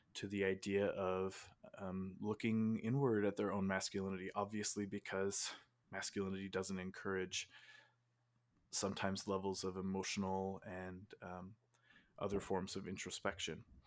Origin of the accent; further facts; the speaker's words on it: Utah, United States; I was born and raised in Utah, in the United States